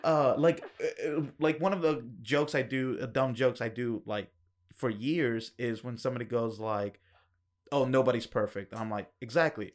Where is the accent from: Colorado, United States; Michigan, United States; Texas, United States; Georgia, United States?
Georgia, United States; Kennesaw; moved away as an adult; also born or lived in Acworth, Georgia; now in Atlanta, United States; I grew up in Ackworth and Kennesaw